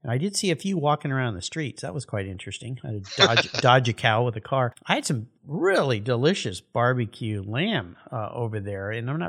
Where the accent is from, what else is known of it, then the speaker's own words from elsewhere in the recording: La Jolla, California, United States; it's in my hometown where I grew up, the La Jolla Concours d'Elegance.